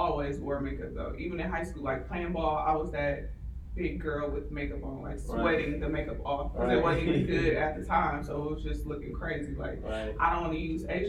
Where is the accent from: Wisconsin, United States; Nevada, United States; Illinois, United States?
Wisconsin, United States; Milwaukee; moved away as an adult; now in Houston, United States; I'm from Milwaukee, Wisconsin.